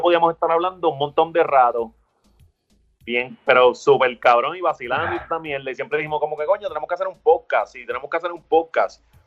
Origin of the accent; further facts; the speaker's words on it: Ponce, Puerto Rico; yo vengo de Ponce